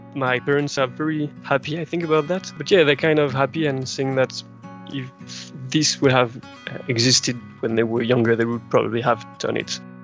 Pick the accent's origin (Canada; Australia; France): France; accent: French; English is a second language; I'm French, uh, as you can probably hear by my accent.